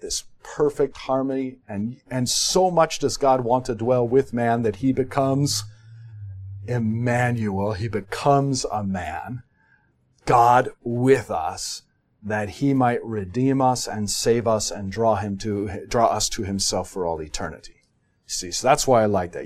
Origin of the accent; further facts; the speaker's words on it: United States; we're American